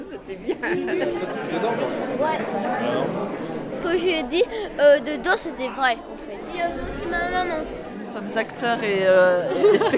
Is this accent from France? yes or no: yes; Chailles, Centre-Val de Loire, France; Moi je viens de Chaille, c'est au sud de Blois.